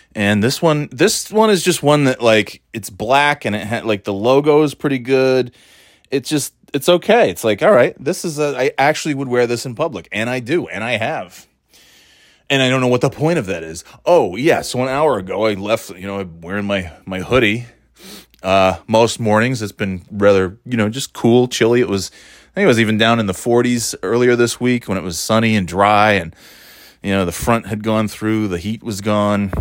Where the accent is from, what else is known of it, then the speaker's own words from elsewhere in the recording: New York, United States; also born or lived in Florida / North Carolina; now in New Hampshire, United States; I moved from New York